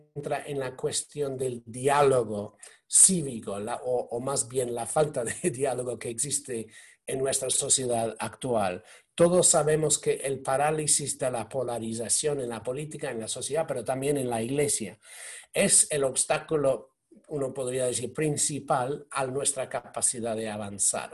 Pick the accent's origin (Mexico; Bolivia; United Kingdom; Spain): United Kingdom; yo soy, británico, eh, soy católico